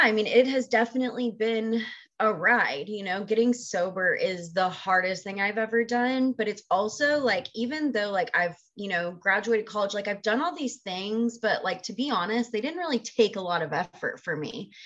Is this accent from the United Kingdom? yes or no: no; Texas, United States; moved away as an adult; I grew up in Texas. I'm originally from Texas and lived there for the first 22 years